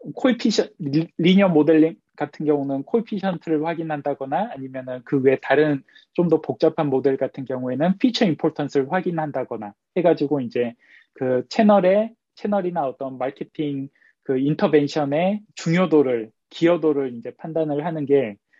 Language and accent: Korean; South Korea; moved away as an adult; now in Los Angeles, United States; 한국에서 왔다 보니까 이제 한국에서 미국으로 유학까지 왔는데